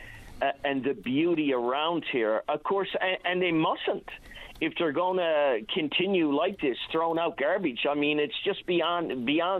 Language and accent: English; Newfoundland and Labrador, Canada; I'm a Newfoundlander